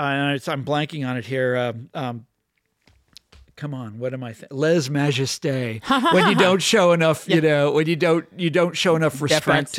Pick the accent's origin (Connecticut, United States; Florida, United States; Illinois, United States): Illinois, United States; Chicago; So then comes this silver-tongued orator from Illinois, Barack Obama, who I was from Chicago.